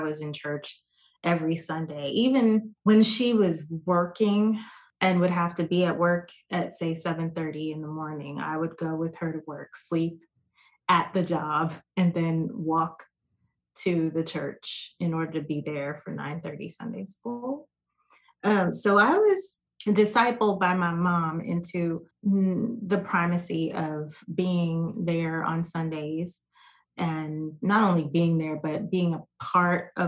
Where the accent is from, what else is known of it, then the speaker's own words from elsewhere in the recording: New York, United States; also born or lived in Jamaica (ancestry); now in Dallas-Fort Worth, United States; I am a New York native that is a transplant here in the Dallas-Fort Worth area. I'm first generation American. My family is originally from Jamaica